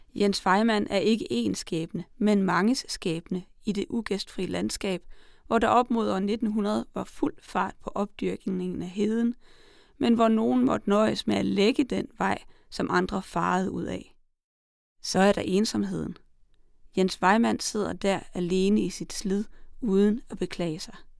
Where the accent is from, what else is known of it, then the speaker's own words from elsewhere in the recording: Salling, Central Denmark Region, Denmark; Jeppe Åkær er min hjemmeegns digter